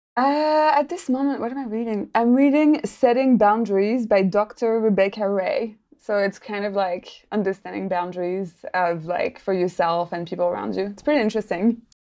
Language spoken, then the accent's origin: English; Paris, Île-de-France, France; moved away as an adult; now in New Zealand; I'm actually not from New Zealand originally. I'm French, so I come from Paris originally, uh, and I lived there for a while.